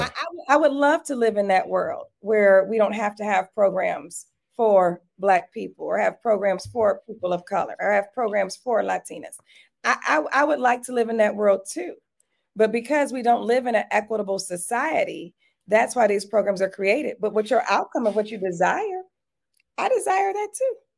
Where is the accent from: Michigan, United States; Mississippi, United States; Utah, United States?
Michigan, United States; Detroit; now in Atlanta, United States; I grew up in Detroit, Michigan